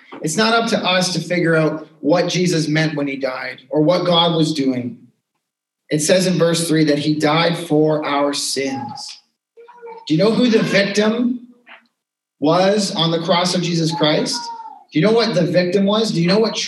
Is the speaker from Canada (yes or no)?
yes; Canada; we're too polite in Canadian culture